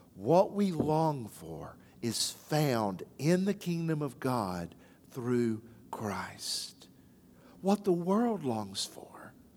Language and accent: English; Athens, Tennessee, United States; now in Johnson City, United States; my hometown of Athens